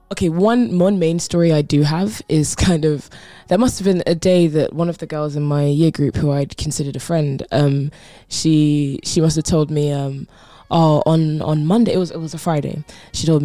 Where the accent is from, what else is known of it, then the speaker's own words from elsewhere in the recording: Croydon, London, United Kingdom; I grew up in Croydon, uh, which is South okay, London, okay.